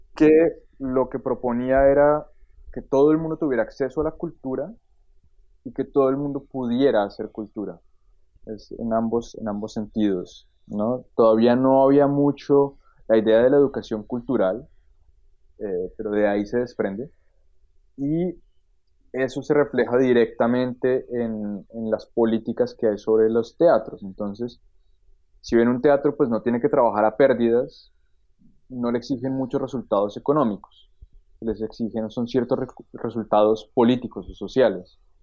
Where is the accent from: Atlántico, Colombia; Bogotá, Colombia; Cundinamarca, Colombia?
Bogotá, Colombia; moved away as an adult; now in Germany; yo nací en Bogotá, em, estudié literatura en, Bogotá